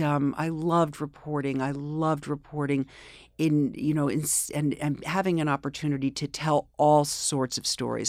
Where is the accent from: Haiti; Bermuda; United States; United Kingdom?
United States; New York City, New York; also born or lived in Springfield; I grew up here in New York